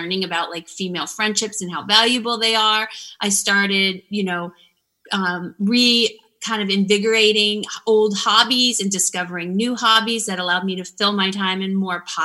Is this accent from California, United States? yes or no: no; Florida, United States; moved away as an adult; I'm from Florida and I grew up in a small town